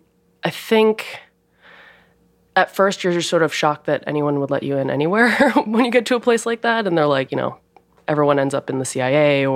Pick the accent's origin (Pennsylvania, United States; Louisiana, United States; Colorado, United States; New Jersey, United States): New Jersey, United States; Princeton; I grew up in outside of Princeton.